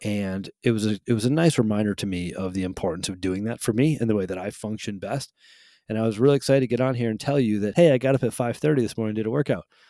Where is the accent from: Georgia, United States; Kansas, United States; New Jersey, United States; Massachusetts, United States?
Massachusetts, United States; Holyoke; the house that I grew up in Holyoke, Massachusetts